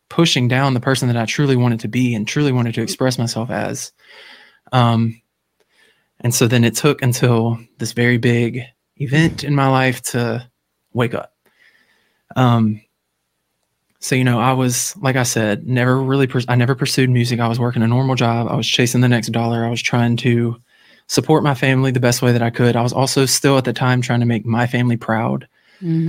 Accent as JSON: {"language": "English", "region": "Louisiana", "country": "United States", "tie": "born or raised there", "said": "I'm from Louisiana. For anybody that doesn't know, I live in Louisiana"}